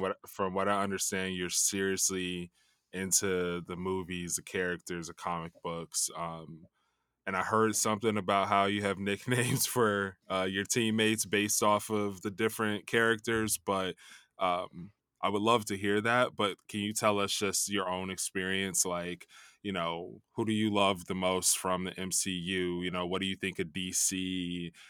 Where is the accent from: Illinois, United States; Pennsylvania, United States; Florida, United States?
Illinois, United States; Chicago; I grew up in Chicago